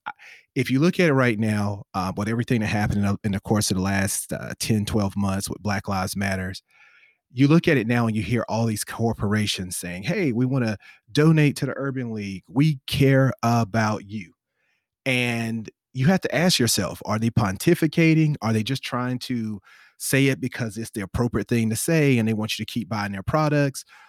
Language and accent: English; the South, United States; I'm from the South